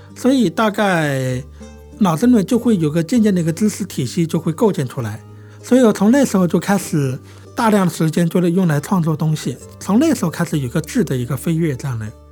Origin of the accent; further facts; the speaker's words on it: Wuxue, Hubei, China; 我家是住在江边儿，我家对面的是江西瑞塘，所以我爸爸妈妈呢，九岁的时候是去瑞塘那边种地的。 而我呢是留在老家读书。他们是托付我爷爷来照顾我，但我爷爷年龄那时候有七八十岁了吧，挺大的。我几乎是一个人长大的